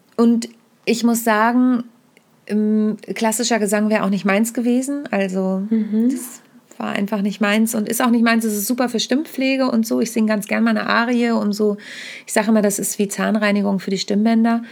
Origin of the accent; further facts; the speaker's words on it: Südheide, Lower Saxony, Germany; also born or lived in Kassel; now in Hamburg, Germany; Ich bin ja in der Südheide groß geworden. Mhm. Ich bin mhm. zwar geboren in Kassel, aber mit vier bin ich in die Südheide gezogen.